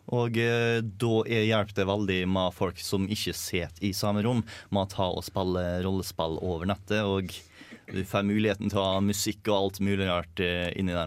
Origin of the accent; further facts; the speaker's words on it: Møre og Romsdal, Norway; accent: Romsdal dialect; jeg er litt glad i dialekten min. Så det å ha en romsdaling til i programmet